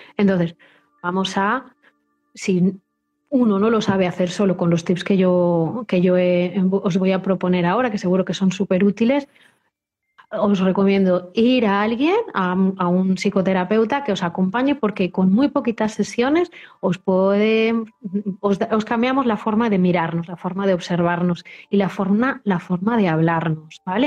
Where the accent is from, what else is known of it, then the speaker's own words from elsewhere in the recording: Spain; Nosotros somos una sociedad española